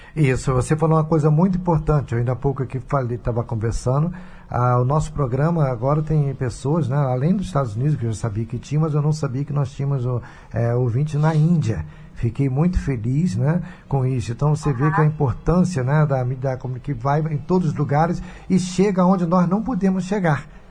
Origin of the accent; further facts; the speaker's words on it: Rio de Janeiro, Brazil; nasci no hospital ali na Clara Basmãos, em Botafogo